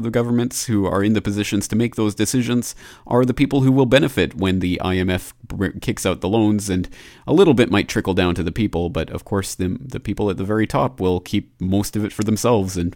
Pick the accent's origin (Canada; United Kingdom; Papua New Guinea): Canada; my home country of Canada